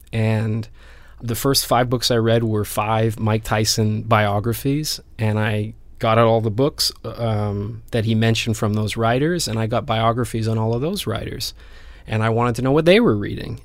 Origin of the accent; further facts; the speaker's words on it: Vancouver, British Columbia, Canada; moved away as an adult; also born or lived in Spain; I grew up in Vancouver, and, and I left Vancouver when I was about 18, 19 to go to Spain